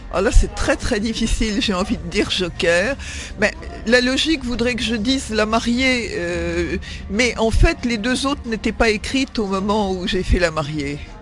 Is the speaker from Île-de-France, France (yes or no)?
yes; Neuilly-sur-Seine, Île-de-France, France; j'ai grandi euh, en France puisque je suis né à Neuilly-sur-Seine